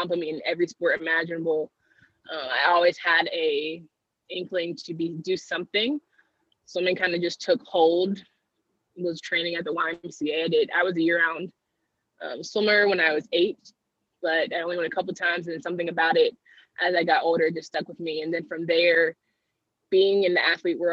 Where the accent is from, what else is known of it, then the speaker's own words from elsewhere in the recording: Raleigh, North Carolina, United States; I am born and raised in Raleigh, North Carolina.